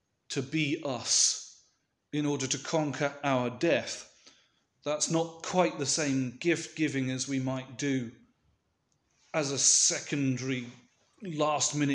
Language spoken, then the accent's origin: English; United Kingdom; a British Orthodox Christian